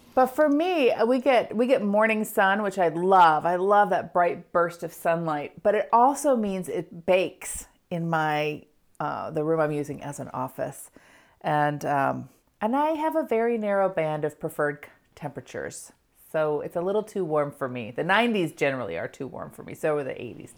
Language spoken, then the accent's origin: English; United States; being an American